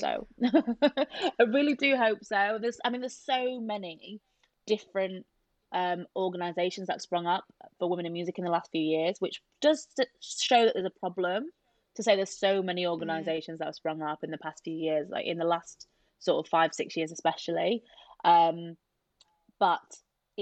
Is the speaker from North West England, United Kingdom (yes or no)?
no; Yorkshire and the Humber, United Kingdom; we're both from South Yorkshire